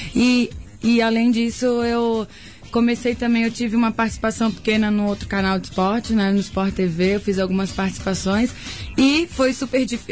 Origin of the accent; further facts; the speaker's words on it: Florianópolis, Santa Catarina, Brazil; accent: Floripa; sou catarina, mas eu acho que eu tenho esse cantadinho é de Floripa mesmo